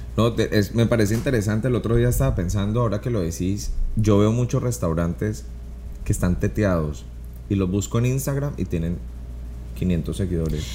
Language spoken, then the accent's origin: Spanish; Colombia; inspirado muchísimo en Colombia porque es de donde yo soy